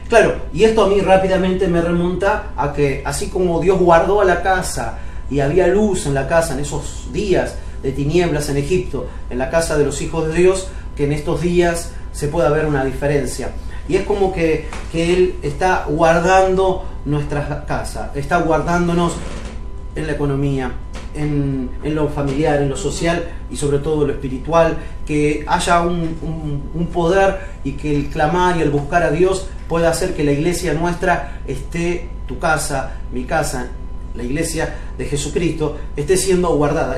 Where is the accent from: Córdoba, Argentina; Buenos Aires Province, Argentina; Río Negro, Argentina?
Río Negro, Argentina; Cipolletti; Yo me crié en Chipoleti, en Río Negro, en La Chacra